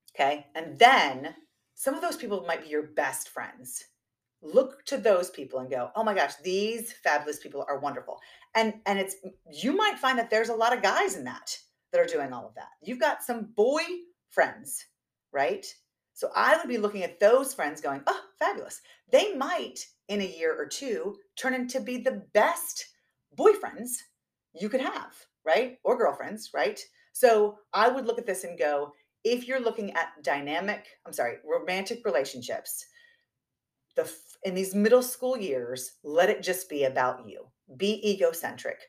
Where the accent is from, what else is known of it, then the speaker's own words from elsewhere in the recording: the South, United States; moved away; I'm from the South